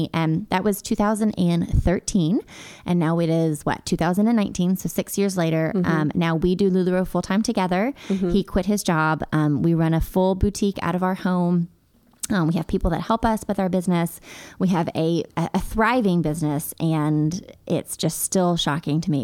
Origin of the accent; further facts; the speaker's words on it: Hendersonville, Tennessee, United States; also born or lived in Hermitage, Tennessee; I grew up in Hendersonville